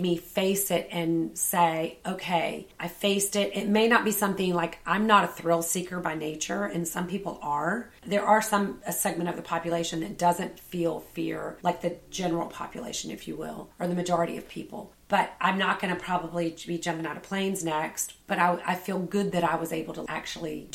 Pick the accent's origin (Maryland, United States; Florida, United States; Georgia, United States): Georgia, United States; Savannah; I grew up in Savannah